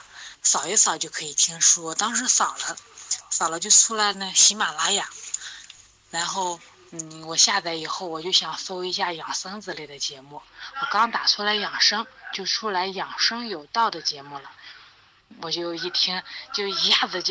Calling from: Linyi, Shandong, China; 老师你好，我是来自山东临沂的一名听友，我今年三十岁了。

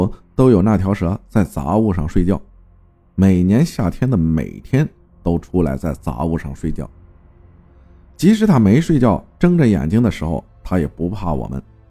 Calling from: Shijiazhuang, Hebei, China; 你好，阿好，我是来自石家庄的。由于疫情原因，只能待在家里没事干。

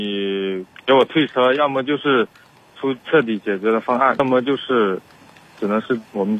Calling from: Guangzhou, Guangdong, China; 我是广州这边的地区的

